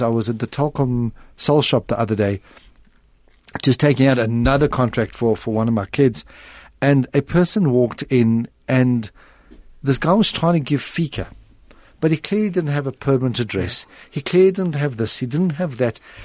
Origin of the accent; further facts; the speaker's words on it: South Africa; being a South African